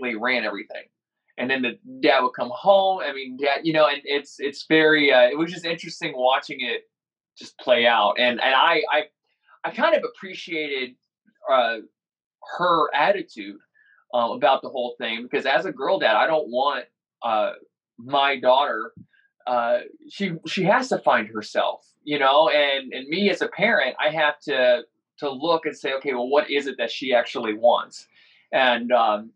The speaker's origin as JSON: {"language": "English", "country": "United States", "said": "me as an American"}